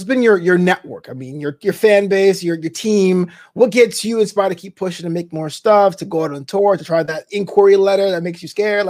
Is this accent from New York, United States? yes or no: yes; Brooklyn, New York, United States; Häagen-Dazs was made in my hometown. It was invented in Brooklyn, right?